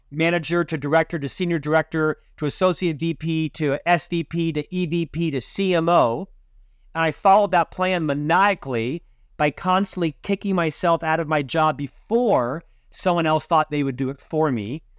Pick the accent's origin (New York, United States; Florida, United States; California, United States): Florida, United States; Orlando; moved away as an adult; also born or lived in Provo, Utah; now in Salt Lake City, United States; I was born and raised in Central Florida